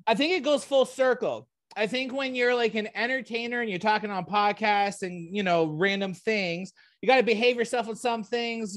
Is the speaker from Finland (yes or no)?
no; Canada; I'm not American, I'm a Canadian